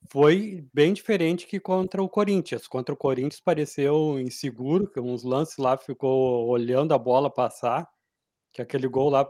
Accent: Porto Alegre, Rio Grande do Sul, Brazil; eu como sou porto-alegrense, acostumado com a umidade acima

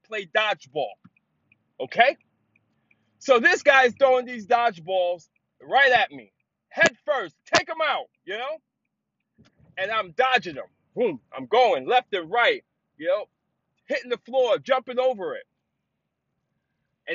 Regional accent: New York City, New York, United States; growing up in the city, growing up in the Bronx

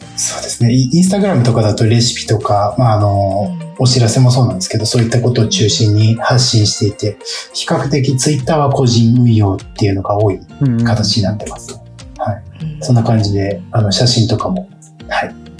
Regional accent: Bando, Ibaraki, Japan; 私の地元、茨城県の坂東市の一区

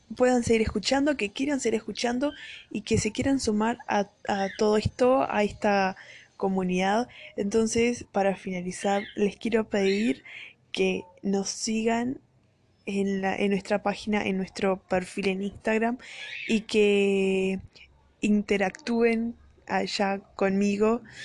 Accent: Uruguay; accent: Uruguayan (yo me llamo, sheísmo); Spanish is a second language; now in Brazil; soy brasilera y estuve viviendo la mitad de mi vida acá en Brasil y la otra mitad en Uruguay

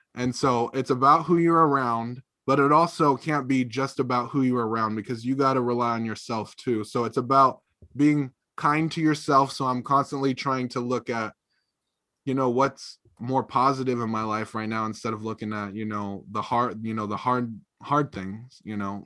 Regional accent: Drain, Oregon, United States; born or raised there; also born or lived in California; now in Eugene, United States

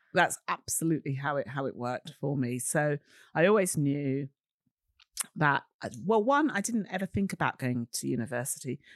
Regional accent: London, United Kingdom; I'm a girl from Shepherd's Bush, West London. I'm always proud of the West London bit.

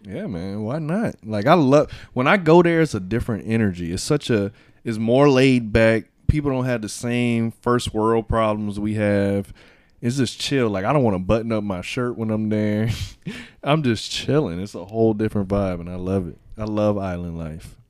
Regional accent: Miami, Florida, United States; moved away; also born or lived in Bahamas; I'm from Miami.

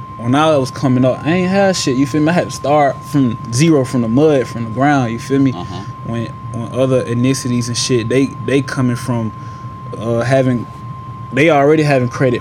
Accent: Atlanta, Georgia, United States; moved away as an adult; now in Toledo, United States; I'm from Atlanta. I'm from uh, the west side of Atlanta

